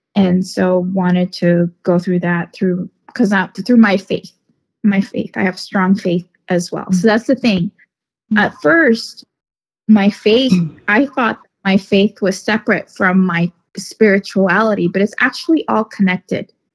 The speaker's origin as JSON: {"language": "English", "region": "Northern California", "country": "United States", "said": "I'm from Northern California. I live in Northern California"}